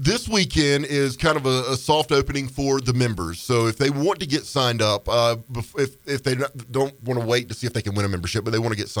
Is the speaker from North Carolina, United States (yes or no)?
yes; North Carolina, United States; accent: Southern; now in Helena, United States; I'm from North Carolina, so I have a Southern accent all the time.